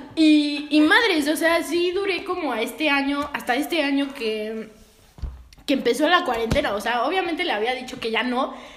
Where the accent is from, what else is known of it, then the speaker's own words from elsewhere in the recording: Mexico; como que no me siento mexicana